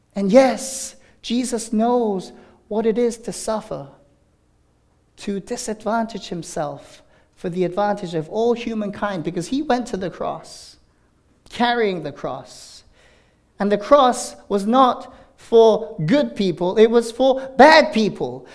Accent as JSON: {"language": "English", "country": "South Korea", "moved": "yes", "lives_now": "Danvers, United States", "said": "it's in Pyeongchang, my, my home country"}